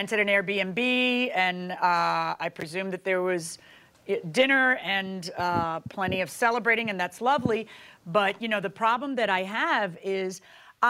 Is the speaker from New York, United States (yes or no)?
no; Miami, Florida, United States; I'm from Miami